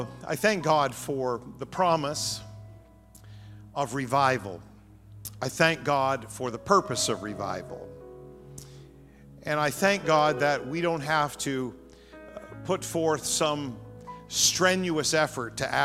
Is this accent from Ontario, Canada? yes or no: no; New Brunswick, Canada; I grew up in New Brunswick, Canada